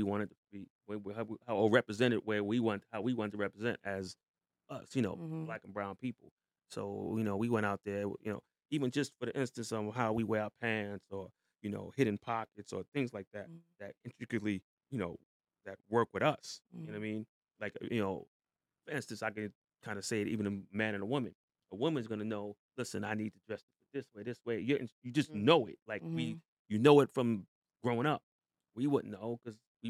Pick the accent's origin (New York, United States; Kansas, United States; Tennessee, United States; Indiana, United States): New York, United States; New York City; I'm from New York, from Queens, New York, Hollis, Farmers Boulevard. I was like, I grew up in the middle of Farmers and Hollis.